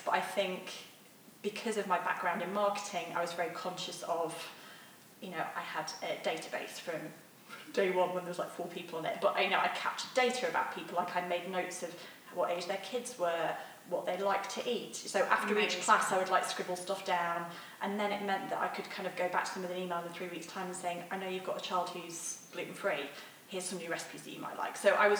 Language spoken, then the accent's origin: English; England, United Kingdom; He's like a maths nerd. I'm English girl.